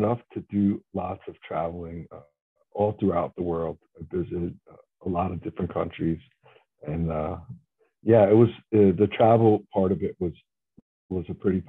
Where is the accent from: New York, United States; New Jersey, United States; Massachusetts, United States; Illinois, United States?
New York, United States; New York City; Young fellow growing up in the city. I grew up in Brooklyn, New York.